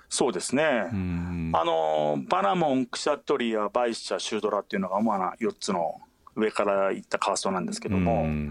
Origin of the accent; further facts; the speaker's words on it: Hokkaido, Japan; moved away; also born or lived in New Delhi; 私も、あのー、北海道の出身ですし